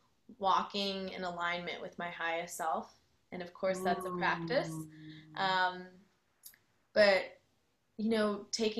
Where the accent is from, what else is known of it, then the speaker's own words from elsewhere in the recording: Chicago, Illinois, United States; moved away as an adult; now in Austin, United States; I am originally from the Chicagoland area and I moved to Austin in 2013